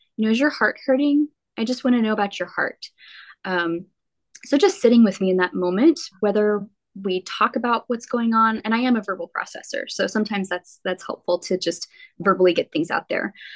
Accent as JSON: {"language": "English", "town": "Midland", "region": "Texas", "country": "United States", "tie": "born or raised there", "also_born_or_lived": "Odessa, Texas / Lubbock, Texas", "said": "I grew up in West Texas, primarily Midland, Odessa"}